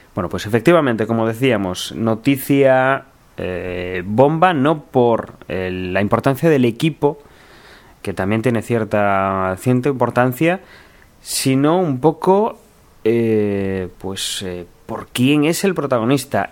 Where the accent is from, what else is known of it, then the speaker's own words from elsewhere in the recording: Spain; como somos españoles